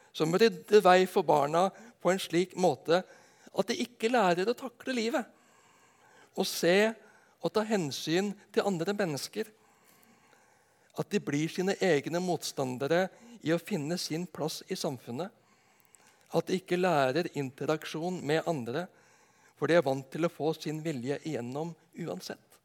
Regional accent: Nedenes, Agder, Norway; hjemme på Nednes

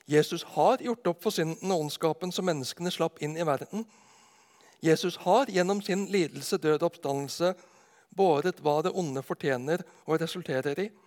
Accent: Arendal, Agder, Norway; moved away as an adult; also born or lived in Ås; Når jeg blir spurt hvor jeg kommer ifra, så holder det ikke å si at jeg kommer ifra Nedenes vest for Arendal, hvor jeg bodde fra jeg var åtte til jeg flytta ut til Oslo for å studere.

